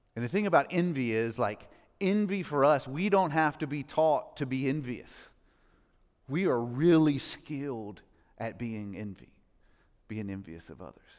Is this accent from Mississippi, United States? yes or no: yes; Mississippi, United States; now in Franklin, United States; I grew up in Mississippi, not a great part of Mississippi.